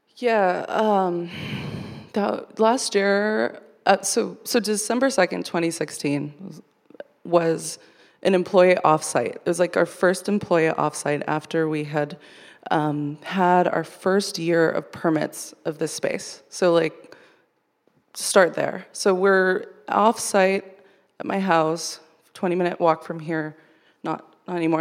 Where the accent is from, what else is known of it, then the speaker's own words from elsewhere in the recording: Coachella Valley, California, United States; moved away; I grew up in the Coachella Valley